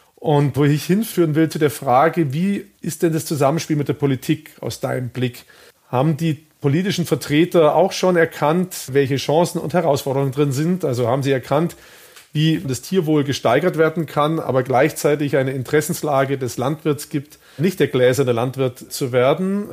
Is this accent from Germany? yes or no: yes; Baden-Württemberg, Germany; ich bin in Baden-Württemberg aufgewachsen